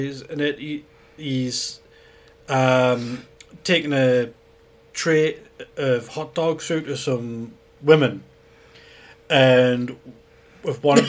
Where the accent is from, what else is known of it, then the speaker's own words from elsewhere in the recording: United Kingdom; we're British